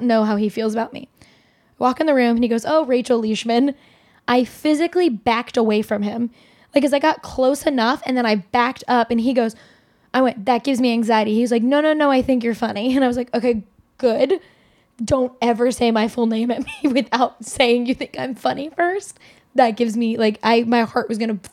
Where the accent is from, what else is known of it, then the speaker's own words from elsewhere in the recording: New York, United States; we're both from New York